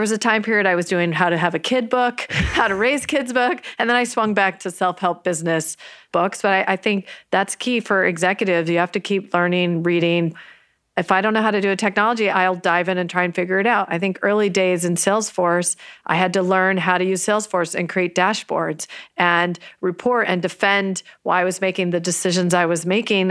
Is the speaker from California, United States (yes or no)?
yes; San Jose, California, United States; also born or lived in New York; I grew up in Almaden